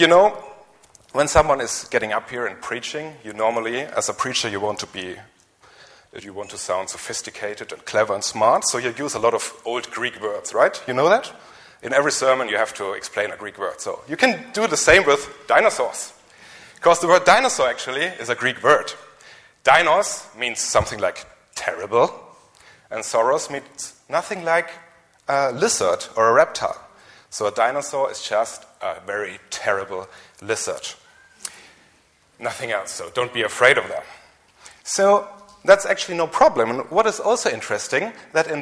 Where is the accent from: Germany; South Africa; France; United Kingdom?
Germany; English is a second language; maybe you have heard from my strange accent and my weak English that I'm from Germany